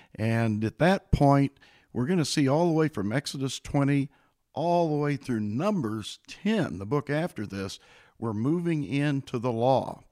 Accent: Illinois, United States; now in Boerne, Texas, United States; I came originally from the state of Illinois

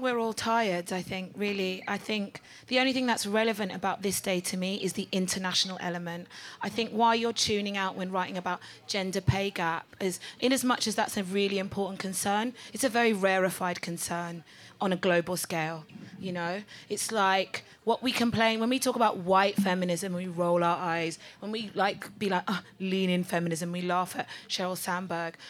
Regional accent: Delta, Nigeria; I'm Nigerian and I'm from Delta State.

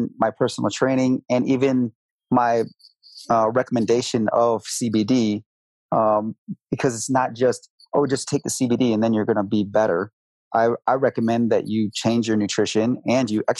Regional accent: Grand Rapids, Michigan, United States; moved away as an adult; now in Colorado, United States; I'm originally from Michigan, Grand Rapids, Michigan. And I moved out to Colorado 11 years ago.

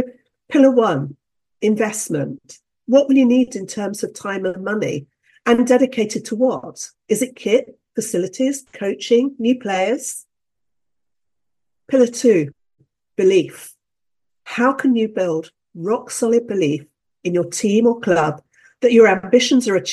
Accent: United Kingdom; I'm a Brit

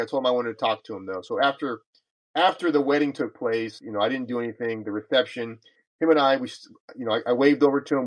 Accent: California, United States; moved away as an adult; also born or lived in El Paso, Texas / South Texas; as a young boy growing up in California all those years ago

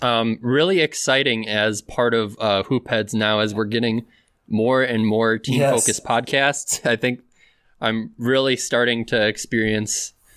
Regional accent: Milwaukee, Wisconsin, United States; I was born and raised in Milwaukee, so it was pretty natural for me to be a Bucks fan from the get-go.

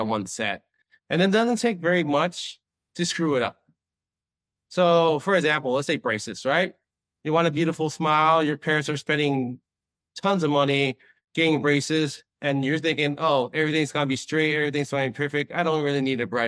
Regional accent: Long Beach, California, United States; also born or lived in Boston; now in Las Vegas, United States; growing up in Long Beach

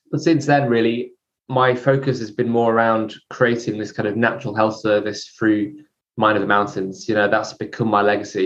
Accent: near Chester, North West England, United Kingdom; I was brought up near Chester

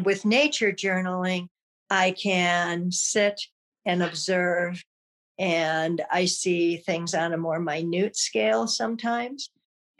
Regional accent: Michigan, United States; moved away as an adult; I was born and lived in Michigan for most of my life

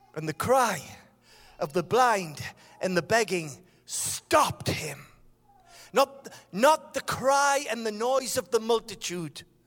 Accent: Sunderland, North East England, United Kingdom; I am from Sunderland

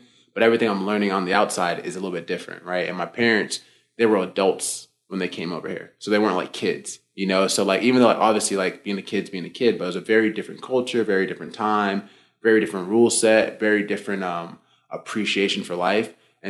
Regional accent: Tampa, Florida, United States; also born or lived in Boston, Massachusetts; I was born in the States. I was born in Boston, but I grew up mostly in Florida. But inside of my home was very Nigerian in terms of the culture

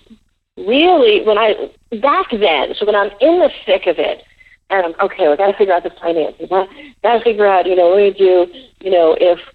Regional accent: New York City, New York, United States; I grew up in the Bronx

